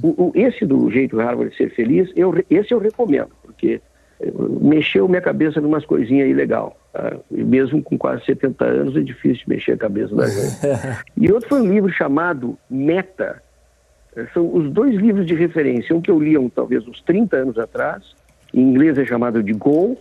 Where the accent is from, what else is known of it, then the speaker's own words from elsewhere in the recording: Brazil; nós somos brasileiros